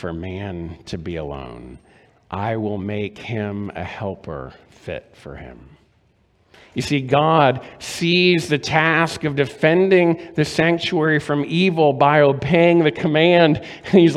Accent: Maryland, United States; When I was growing up in Maryland, my grandparents lived in Florida

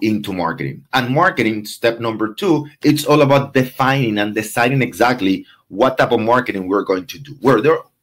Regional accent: Venezuela; moved away; I'm from Venezuela

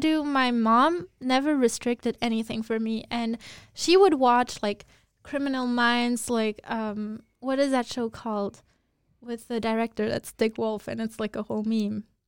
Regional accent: Luxembourg; I grew up in Luxembourg

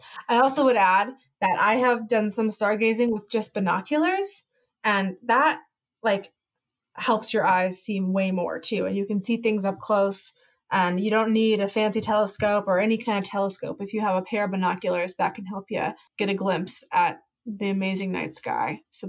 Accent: Idaho, United States; I grew up in Idaho

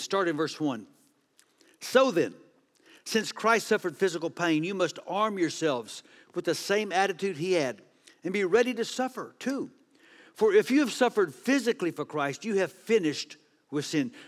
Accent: Texas, United States; I'm from Texas

